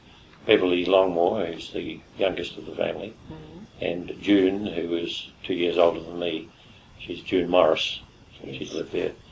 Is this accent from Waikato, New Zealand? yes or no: no; Eastbourne, Wellington, New Zealand; born there; Yes, I was born in Eastbourne.